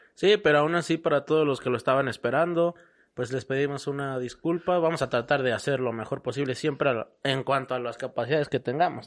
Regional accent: Mexico; cómo somos los mexicanos.

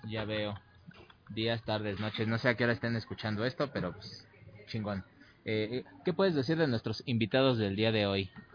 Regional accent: Mexico

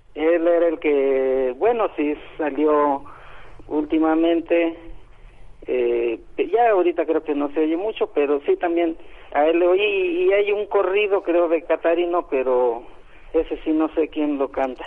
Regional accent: Tlaltenango de Sánchez Román, Zacatecas, Mexico; now in Mexico City, Mexico; yo soy del estado de Zacatecas.

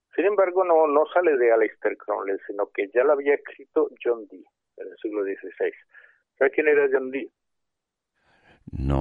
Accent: Córdoba, Andalusia, Spain; yo soy de Córdoba

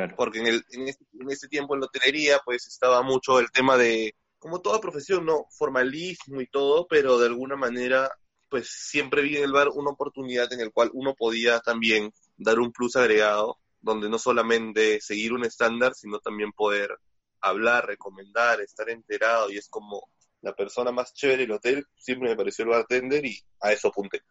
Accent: Peru; como buen peruano

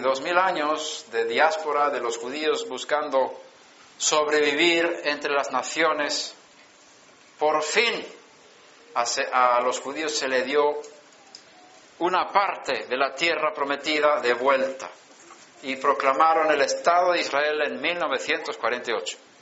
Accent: Sweden; moved away; Yo estaba en Suecia, nací en Suecia

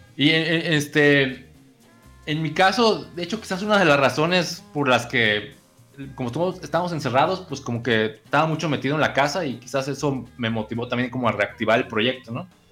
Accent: Guadalajara, Jalisco, Mexico; yo no soy de Colima, pues soy de Guadalajara

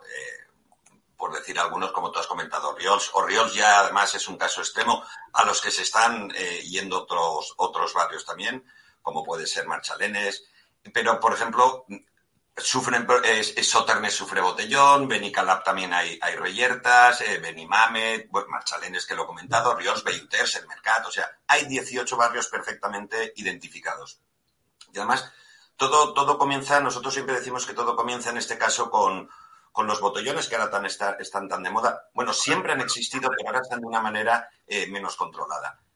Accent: Valencian Community, Spain; Nosotros somos la comunidad valenciana

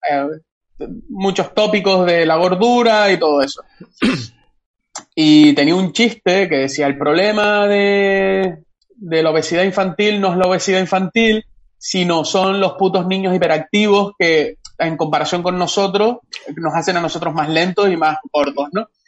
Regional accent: Ofra, Canary Islands, Spain; lo robé yo, que soy de Ofra, y se lo quería regalar a mi madre por el Día de las Madres

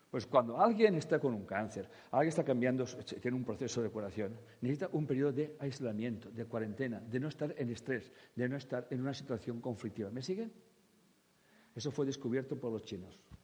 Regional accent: Catalonia, Spain; yo como catalán vivo en una parte de España

